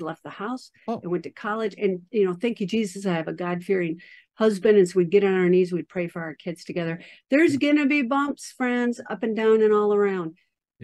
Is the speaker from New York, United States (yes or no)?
no; Minnesota, United States; I am a Scandinavian from Minnesota.